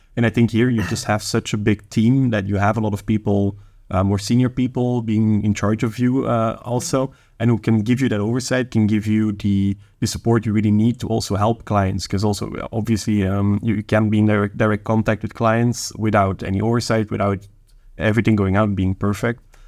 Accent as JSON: {"language": "English", "region": "Flanders", "country": "Belgium", "said": "I'm Flemish. I'm a Belgian national."}